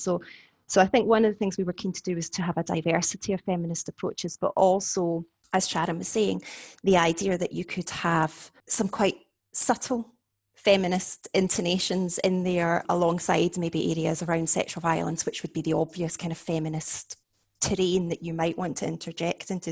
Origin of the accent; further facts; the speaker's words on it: Scotland, United Kingdom; now in Warwick, United Kingdom; I am Scottish, obviously, but I'm now based at Warwick University